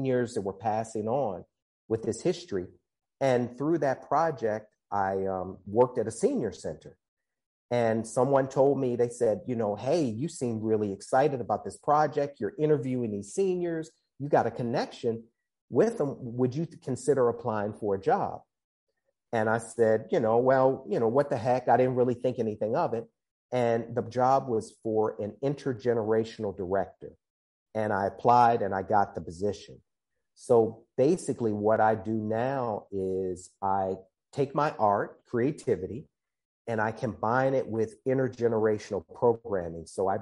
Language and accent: English; Baltimore, Maryland, United States; now in San Francisco, United States; I grew up in Baltimore, Maryland